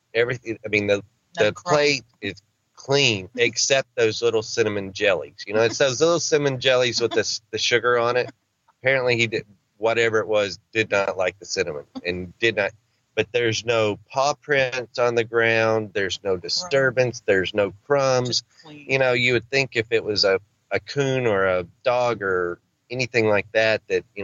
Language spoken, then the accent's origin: English; Arkansas, United States; I'm a country boy. I'm from Arkansas.